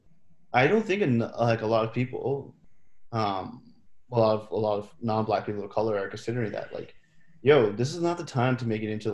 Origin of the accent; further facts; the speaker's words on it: Canada; my experiences as a brown person growing up in Canada